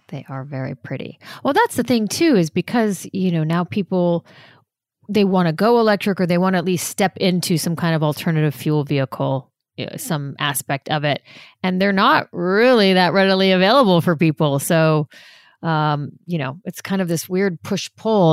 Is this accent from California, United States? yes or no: yes; Los Angeles, California, United States; also born or lived in New York; I was born in New York, but I grew up in Los Angeles